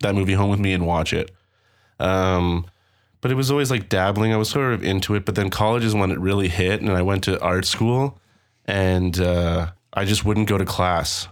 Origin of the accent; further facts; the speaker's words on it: Toronto, Ontario, Canada; I'm from Toronto